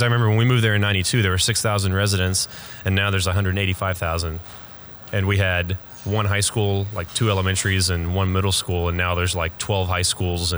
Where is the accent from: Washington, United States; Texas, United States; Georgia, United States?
Texas, United States; Frisco; I was born and raised essentially in Frisco, Texas, so North Dallas.